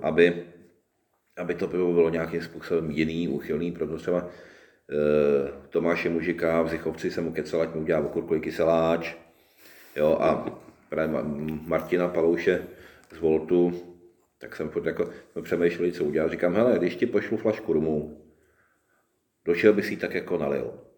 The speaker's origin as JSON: {"language": "Czech", "town": "Roudnice nad Labem", "region": "Ústí nad Labem Region", "country": "Czechia", "tie": "born or raised there", "also_born_or_lived": "Boušovice", "said": "jsem jako malý vyrůstal, vyrůstal, vyrůstal v Roudnici"}